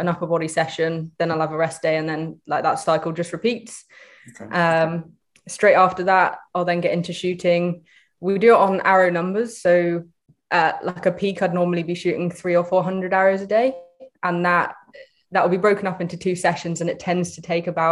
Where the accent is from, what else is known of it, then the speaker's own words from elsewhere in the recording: Shoreham-by-Sea, South East England, United Kingdom; I grew up in Shoreham-by-Sea, lived there all my life.